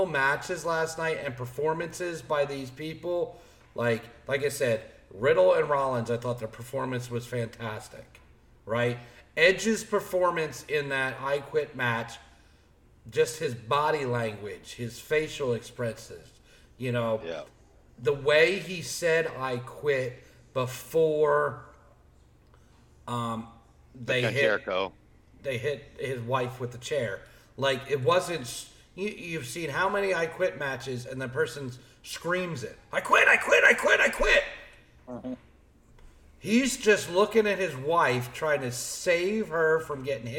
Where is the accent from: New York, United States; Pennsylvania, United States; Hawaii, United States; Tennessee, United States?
Pennsylvania, United States; Philadelphia; moved away; we're from Philly area